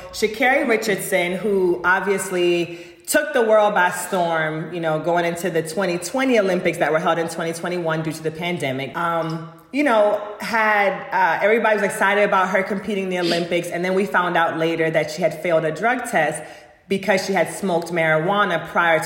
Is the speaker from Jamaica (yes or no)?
yes; Jamaica; moved away; I am a Jamaican girl